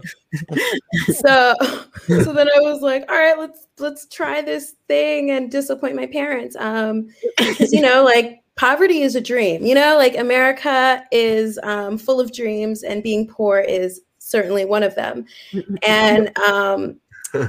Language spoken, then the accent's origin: English; Vancouver, British Columbia, Canada; also born or lived in Kenya; I grew up in Vancouver